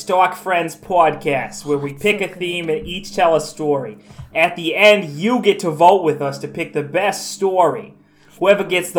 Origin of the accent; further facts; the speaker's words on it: New Jersey, United States; Really, I'm from New Jersey, you joik.